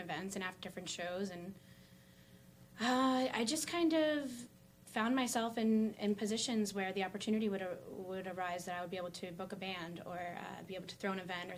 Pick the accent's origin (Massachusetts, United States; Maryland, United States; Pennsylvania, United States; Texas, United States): Pennsylvania, United States; Wilkes-Barre; I grew up here in South Wilkes-Barre. I've lived here most of my life.